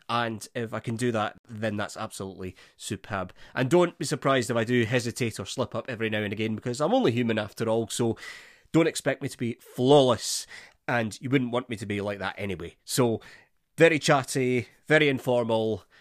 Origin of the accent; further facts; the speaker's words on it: Scotland, United Kingdom; being a Scot